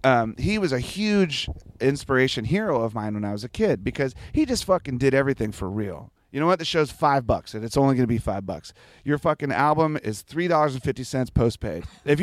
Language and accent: English; Washington, District of Columbia, United States; I grew up in the Washington D.C. area, And so the bands that I first started playing in were hardcore punk rock bands in the early 80s.